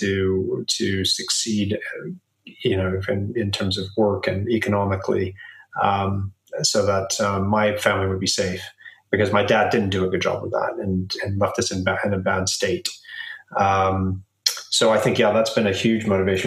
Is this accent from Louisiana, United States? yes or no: no; Southern California, United States; now in London, United Kingdom; I was born in Southern California